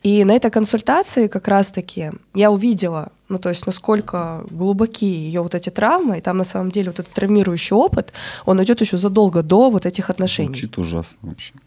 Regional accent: Krasnoyarsk, Krasnoyarsk Krai, Russia; moved away as an adult; also born or lived in Moscow / Bali; в Красноярске, откуда я родом

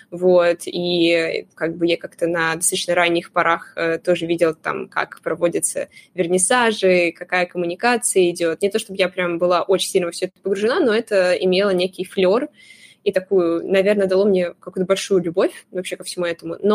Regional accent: Crimea, Ukraine; moved away as an adult; now in Moscow, Russia; я приехала из Крыма в Москву, поступила на юрфак

